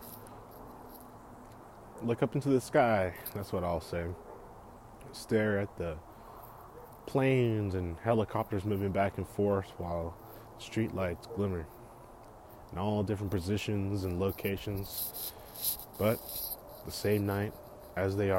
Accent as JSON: {"language": "English", "area": "Bay Area", "region": "California", "country": "United States", "tie": "born or raised there", "said": "Born and raised in the Bay Area, bred here"}